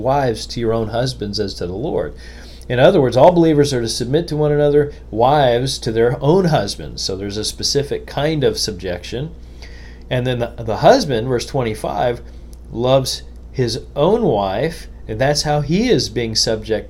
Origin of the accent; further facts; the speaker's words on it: United States; As an American